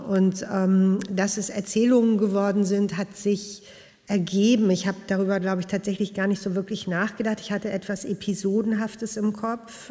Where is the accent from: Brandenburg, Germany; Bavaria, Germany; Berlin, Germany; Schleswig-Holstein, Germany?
Berlin, Germany; also born or lived in Prenzlauer Berg, Berlin; Und ich bin in Westberlin geboren und ich bin in Neukölln groß geworden